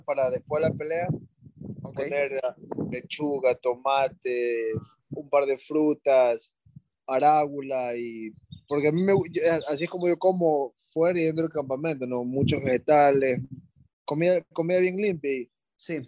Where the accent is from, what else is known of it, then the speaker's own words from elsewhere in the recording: Ecuador; moved away as an adult; also born or lived in California; yo era de Ecuador, o sea, yo soy de Ecuador